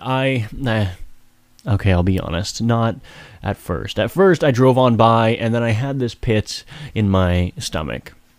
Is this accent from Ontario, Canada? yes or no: no; Woodstock, New Brunswick, Canada; Woodstock, my hometown.